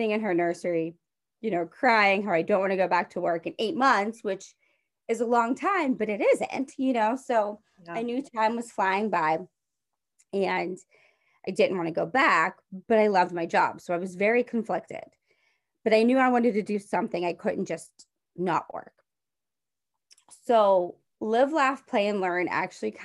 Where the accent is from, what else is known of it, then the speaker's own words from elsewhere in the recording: Monessen, Pennsylvania, United States; I grew up in Manassas, Pennsylvania. It's a small town south of Pittsburgh